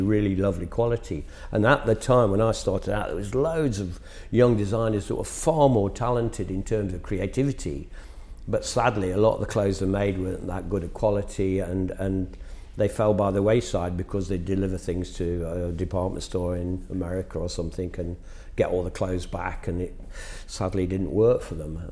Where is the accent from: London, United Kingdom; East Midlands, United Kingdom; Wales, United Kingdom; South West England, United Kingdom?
East Midlands, United Kingdom; Nottingham; in a provincial town, which it was in my hometown of Nottingham